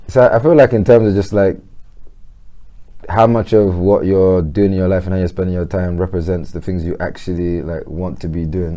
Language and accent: English; London, United Kingdom; I'm born and raised in Peckham